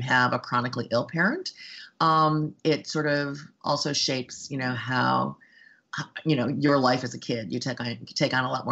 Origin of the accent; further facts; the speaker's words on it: Beachwood, Ohio, United States; moved away as an adult; also born or lived in Chicago; I grew up in a suburb called Beechwood, which some people may know. It's just east of Shaker Heights